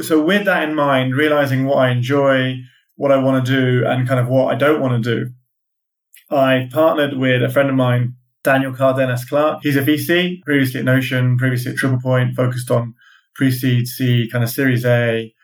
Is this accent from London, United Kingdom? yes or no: yes; London, United Kingdom; also born or lived in California; I'm a Londoner